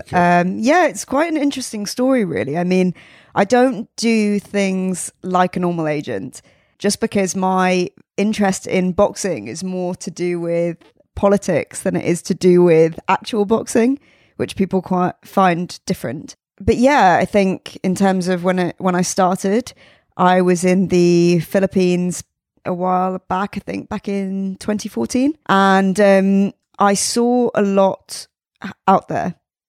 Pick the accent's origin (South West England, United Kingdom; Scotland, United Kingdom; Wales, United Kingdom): South West England, United Kingdom; So I'm originally from Devon, Somerset area.